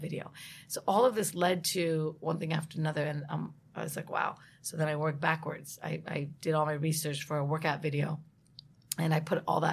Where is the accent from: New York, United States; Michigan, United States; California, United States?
California, United States; I was born and raised in California